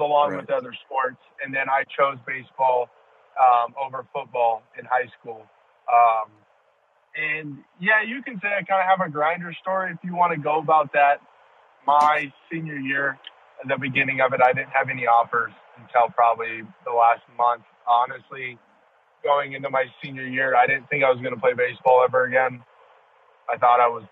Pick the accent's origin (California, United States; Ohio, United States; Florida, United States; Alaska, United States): California, United States; growing up in California